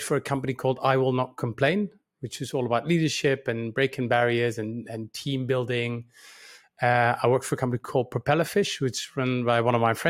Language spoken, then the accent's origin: English; Netherlands; moved away as an adult; It started in a small town in the Netherlands in 1977. I was born in the Netherlands. I'm full-time Dutch.